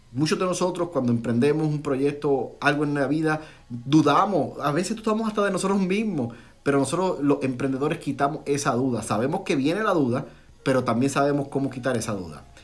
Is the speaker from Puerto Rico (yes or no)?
yes; Puerto Rico; moved away as an adult; now in Florida, United States; Cuando yo llegué aquí a la Florida, de Puerto Rico, somos puertorriqueños, mi esposa y yo, y mi familia